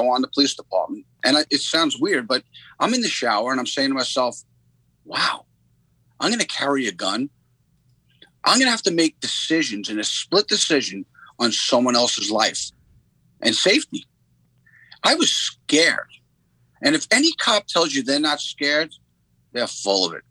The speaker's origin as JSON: {"language": "English", "area": "Long Island, Suffolk County", "region": "New York", "country": "United States", "tie": "born or raised there", "said": "I grew up on Long Island. Suffolk County, which is a suburb of, you know, New York."}